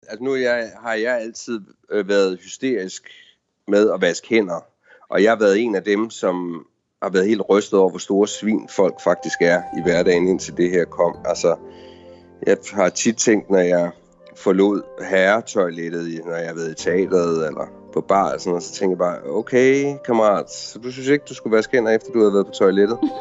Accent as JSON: {"language": "Danish", "country": "Denmark", "moved": "yes", "lives_now": "Washington, D.C., United States", "said": "vi er danskere"}